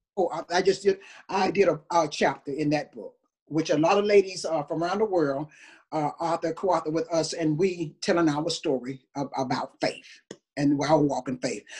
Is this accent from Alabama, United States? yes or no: yes; Tuscaloosa, Alabama, United States; I was raised in Tuscaloosa, Alabama